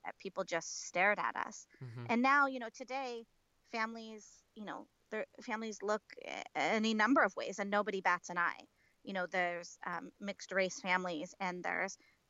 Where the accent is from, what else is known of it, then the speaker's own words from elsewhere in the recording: Portland, Oregon, United States; also born or lived in Kolkata, India; I was born in Calcutta, India, in March of 1980, and I was adopted 3 months later and grew up in Portland, Oregon.